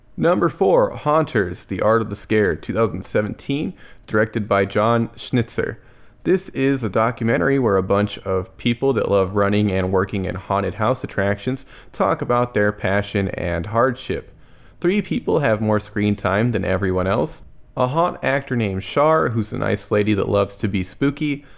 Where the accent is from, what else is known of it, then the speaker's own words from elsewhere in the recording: Texas, United States; As a Texan, I've never encountered real snow.